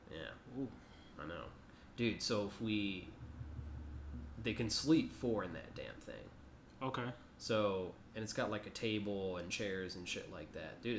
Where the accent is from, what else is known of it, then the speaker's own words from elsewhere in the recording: San Antonio, Texas, United States; San Antonio's home.